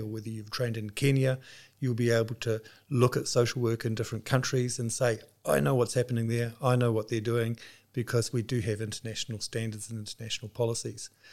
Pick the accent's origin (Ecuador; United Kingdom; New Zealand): New Zealand; moved away as an adult; now in Switzerland; My background is that I grew up in New Zealand, but with this job, we have our headquarters based in Switzerland, so I'm now based there